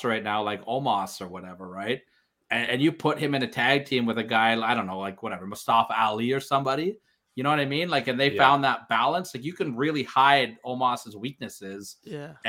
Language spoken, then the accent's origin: English; Canada; I'm Canadian